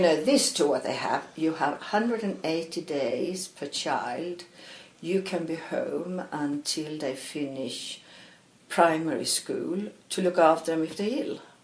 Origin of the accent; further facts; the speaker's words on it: Malmö, Skåne, Sweden; English is a second language; moved away; also born or lived in Stockholm; I was born in Stockholm, and, oh. uh, but I grew up in Malmö.